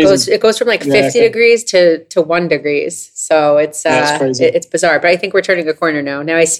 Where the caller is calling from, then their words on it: New York, United States; I'm calling from New York.